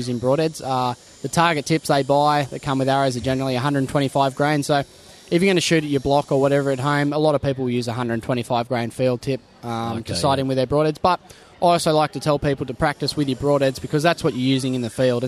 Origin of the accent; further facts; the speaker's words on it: Newcastle, New South Wales, Australia; I'm from Newcastle, Hunter